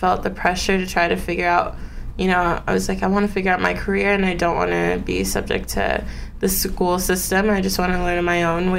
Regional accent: Oak Park, California, United States; I grew up in Los Angeles, California, but not in the actual city. I grew up in this small city called Oak Park.

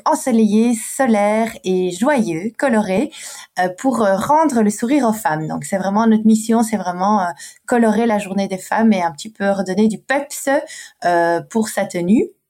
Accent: Brussels, Brussels-Capital Region, Belgium; une Belge, parce que je suis belge et bruxelloise de surcroît

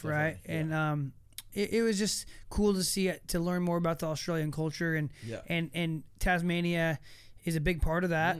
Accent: United States; being like American

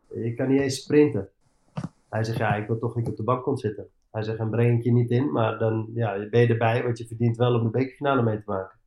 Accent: Amsterdam, North Holland, Netherlands; moved away as an adult; also born or lived in Eindhoven / England; ik ben opgegroeid in Amsterdam

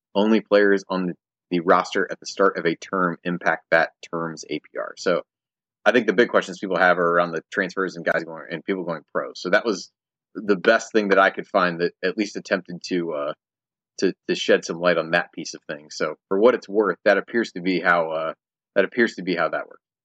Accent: Indiana, United States; from my time growing up in Indiana

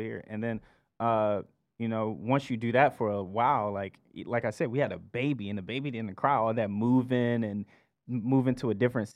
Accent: Columbia, South Carolina, United States; moved away; also born or lived in Georgia; I'm from Columbia, South Carolina, by way of Georgia

